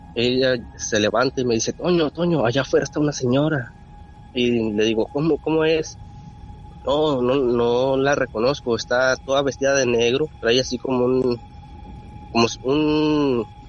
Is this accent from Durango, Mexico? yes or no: yes; Rodeo, Durango, Mexico; nosotros somos de Durango, Durango, Durango, pegados a Chihuahua, a un pueblito que se llama Rodeo Durango